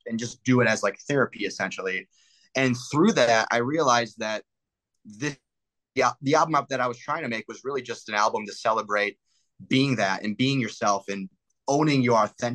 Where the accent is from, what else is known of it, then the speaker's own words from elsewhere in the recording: Detroit, Michigan, United States; moved away as an adult; now in Los Angeles, United States; People still like can tell I'm from the Midwest